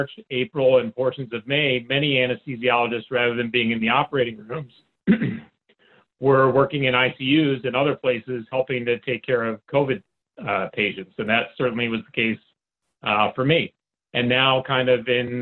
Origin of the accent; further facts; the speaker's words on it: Michigan, United States; moved away as an adult; now in Chicago, United States; My background, I'm from Michigan